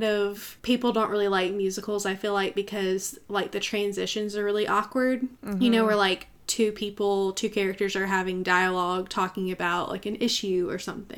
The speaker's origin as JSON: {"language": "English", "region": "the South", "country": "United States", "said": "I am from the South, and there are a lot of country folks around me"}